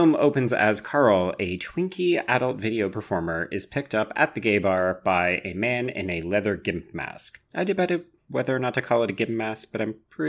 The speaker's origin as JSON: {"language": "English", "country": "Canada", "accent": "Canadian", "said": "my Canadian accent"}